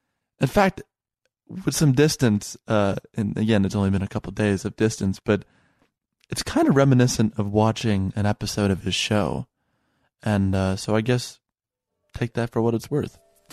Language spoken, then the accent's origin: English; Chicago, Illinois, United States